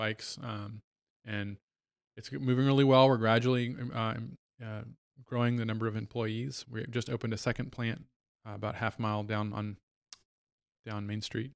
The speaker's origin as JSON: {"language": "English", "region": "Virginia", "country": "United States", "tie": "born or raised there", "also_born_or_lived": "New Hampshire / South Bend, Indiana", "moved": "as an adult", "lives_now": "Goshen, Indiana, United States", "said": "born and raised in Virginia, went as undergrad in New Hampshire"}